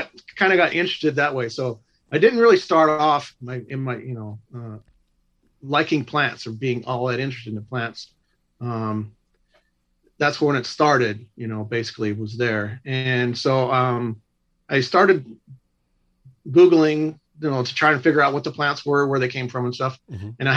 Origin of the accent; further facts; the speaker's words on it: Covina, California, United States; also born or lived in Glendora, California; now in Chino, United States; I was born and raised right here in Covina, Glendora area in California